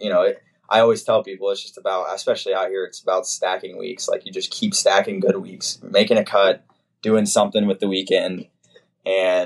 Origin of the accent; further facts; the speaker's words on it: Oklahoma, United States; I've been in Oklahoma my whole life